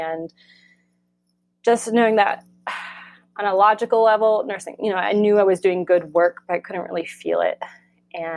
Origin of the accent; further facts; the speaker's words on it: Florida, United States; moved away as an adult; also born or lived in New York; now in California, United States; where I grew up in Florida